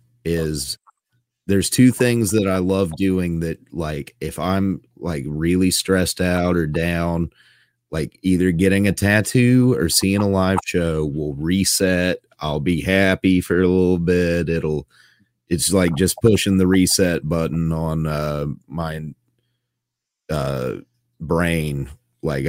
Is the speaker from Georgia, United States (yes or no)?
yes; Georgia, United States; now in Kentucky, United States; in the state I'm in, Kentucky. But I am from Georgia